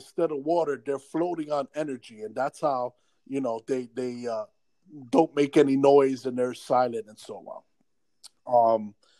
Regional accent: New York City, New York, United States; I grew up on Prospect Ave, right across the street from the Bronx Zoo on 187th Street

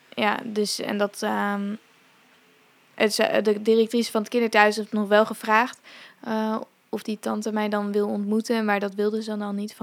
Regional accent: Zeewolde, Flevoland, Netherlands; also born or lived in India; ik ben wel in Zeewolde opgegroeid

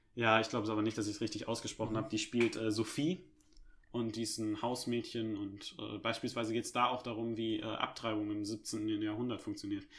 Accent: Germany; als Deutscher

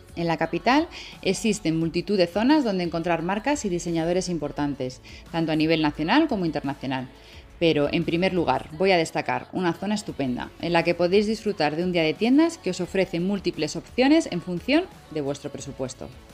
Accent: Madrid, Community of Madrid, Spain; un trocito de mi país, en concreto de mi ciudad natal, Madrid

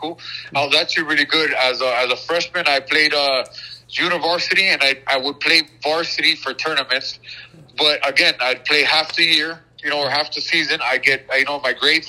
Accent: Miami, Florida, United States; I was born and raised in Miami, Florida

